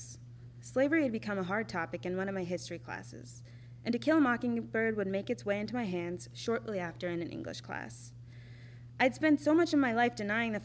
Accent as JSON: {"language": "English", "region": "Minnesota", "country": "United States", "tie": "born or raised there", "also_born_or_lived": "Texas / Montana", "said": "back to my home state in 2015, where I would eventually settle down in Minneapolis"}